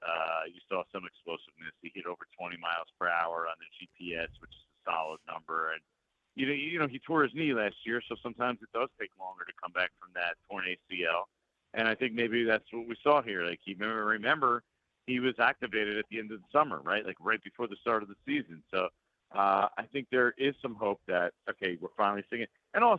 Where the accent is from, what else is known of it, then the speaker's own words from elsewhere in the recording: New Jersey, United States; I'm a guy who was born and raised in New Jersey